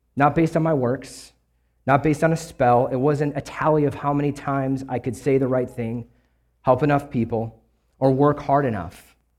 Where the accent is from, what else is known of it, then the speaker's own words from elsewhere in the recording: Kenosha, Wisconsin, United States; also born or lived in Louisiana; I grew up in Wisconsin, uh, Kenosha, Wisconsin, actually, right on the border of Illinois.